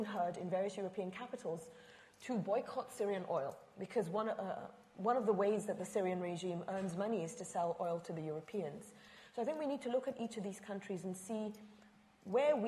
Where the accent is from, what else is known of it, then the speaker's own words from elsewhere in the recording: Egypt; now in United States; I say this as an Egyptian.